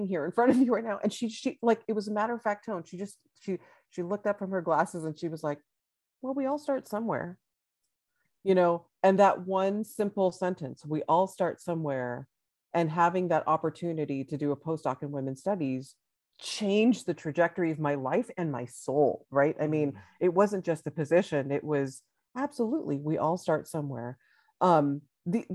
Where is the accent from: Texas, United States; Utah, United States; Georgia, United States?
Texas, United States; I'm from Texas. I'm in Austin, Texas right now